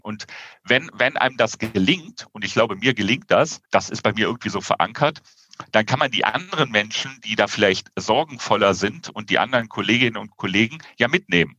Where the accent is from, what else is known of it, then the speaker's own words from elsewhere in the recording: Rhineland, Germany; als Rheinländer eher lauter denn leiser bin